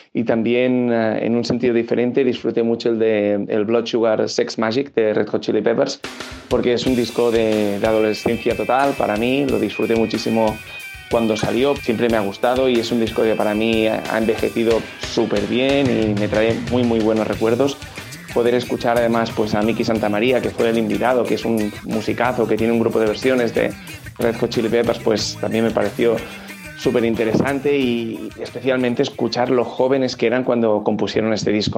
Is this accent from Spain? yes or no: yes; Barcelona, Catalonia, Spain; soy de Barcelona